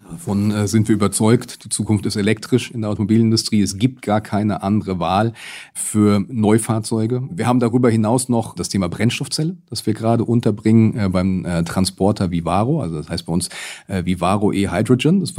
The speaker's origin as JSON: {"language": "German", "town": "Rüsselsheim", "region": "Hesse", "country": "Germany", "tie": "born or raised there", "said": "Aber schon allein hier an meiner Heimatstadt Rüsselsheim sieht man, dass sich die Städte zu Electric Cities entwickeln werden."}